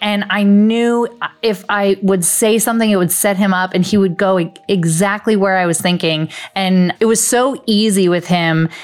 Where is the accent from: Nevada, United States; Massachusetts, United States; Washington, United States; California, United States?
Nevada, United States; Las Vegas; now in Los Angeles, United States; currently living in LA, but born and raised in Vegas